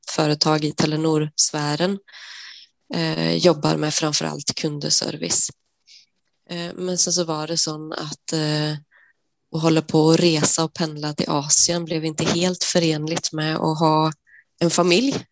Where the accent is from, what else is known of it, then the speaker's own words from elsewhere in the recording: Sweden; moved away as an adult; now in Norway; jag är svensk som, som du hör och eh, jag har bott i Norge i 11 år nu